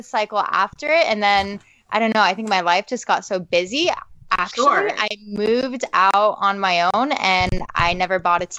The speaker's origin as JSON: {"language": "English", "region": "West Coast", "country": "United States", "tie": "born or raised there", "also_born_or_lived": "Los Angeles", "moved": "as an adult", "lives_now": "East Coast, United States", "said": "I have a family and moved across the country. I'm on the East Coast now, even though I was born on the West Coast, and did most of my modeling work out in Los Angeles"}